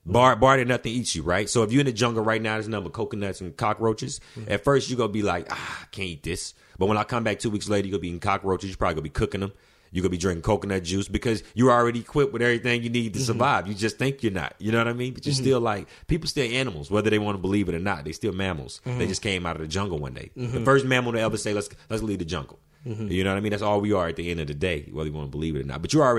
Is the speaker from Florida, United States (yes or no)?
no; Alabama, United States; I figured, you know, I was coming from Alabama, so I'm like, let me do like a medium sized city, then let me jump to like the biggest city, like in LA.